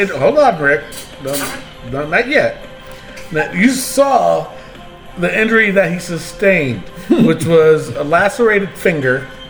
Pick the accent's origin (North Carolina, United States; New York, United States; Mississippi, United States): New York, United States; Albany; This Raw was in my hometown of Albany, New York.